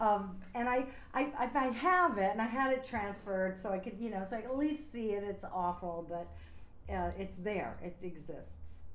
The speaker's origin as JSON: {"language": "English", "area": "a small town outside of Scranton", "region": "Pennsylvania", "country": "United States", "also_born_or_lived": "New York", "moved": "as an adult", "said": "I'm from a small town outside of Scranton, Pennsylvania"}